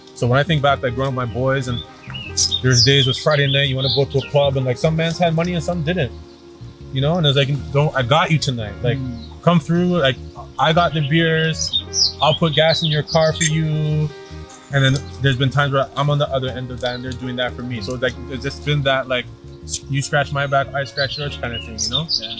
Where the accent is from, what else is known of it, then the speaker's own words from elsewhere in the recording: Toronto, Ontario, Canada; I grew up in Scarborough. I grew up in a very white neighborhood in Scarborough